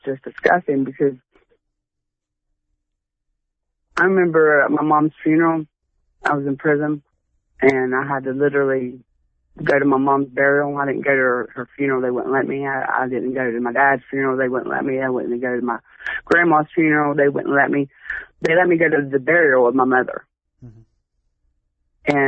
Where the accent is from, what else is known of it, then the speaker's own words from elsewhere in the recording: Huntington, United States; moved away as an adult; also born or lived in Texas / Beaver; I'm from Huntington. I haven't been there since 03